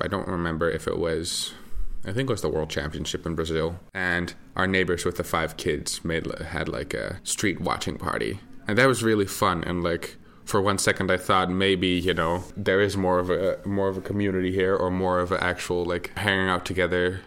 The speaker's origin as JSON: {"language": "English", "country": "Netherlands", "tie": "born or raised there", "said": "I consider my home country to be the Netherlands. I grew up in what we call uh, a row house."}